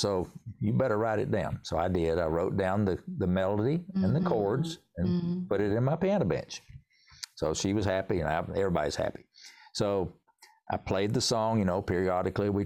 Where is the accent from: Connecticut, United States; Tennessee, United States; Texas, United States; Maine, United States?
Tennessee, United States; accent: Tennessee hillbilly; also born or lived in North Carolina; now in Winston-Salem area, North Carolina, United States; I was born in Tennessee. So if you really want to know, I can pour on the Tennessee hillbilly accent here